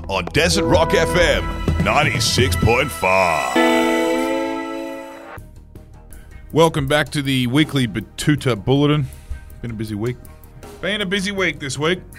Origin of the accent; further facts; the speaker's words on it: Australia; As an Australian male, it's kind of what I do.